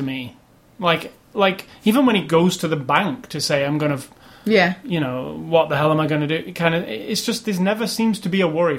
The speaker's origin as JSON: {"language": "English", "country": "United Kingdom", "said": "as a British person"}